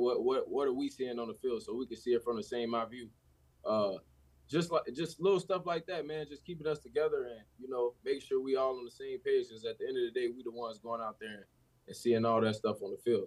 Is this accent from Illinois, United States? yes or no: yes; Chicago, Illinois, United States; being a kid from Chicago